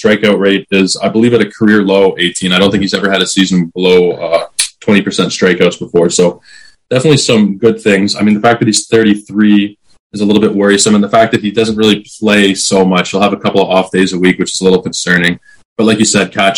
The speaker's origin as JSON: {"language": "English", "country": "Canada", "said": "I'm Canadian"}